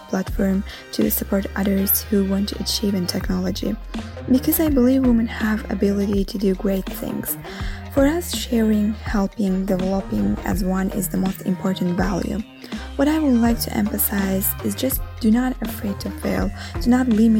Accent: Azerbaijan; now in Rome, Italy

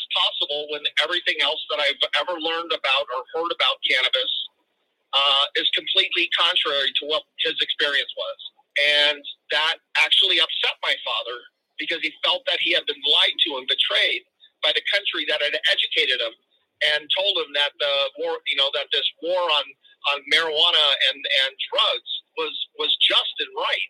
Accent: Los Angeles, California, United States; My father brought us to the San Fernando Valley in 1967 when he was about 28. I was only 5 years old. And we grew up

